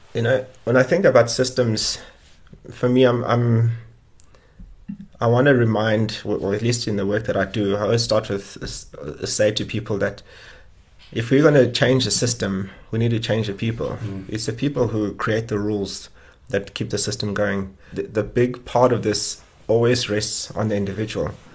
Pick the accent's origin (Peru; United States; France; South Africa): South Africa